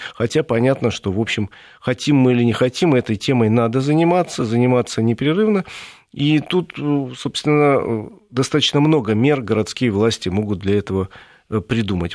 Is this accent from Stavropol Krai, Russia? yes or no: no; Moscow, Russia; Мы, москвичи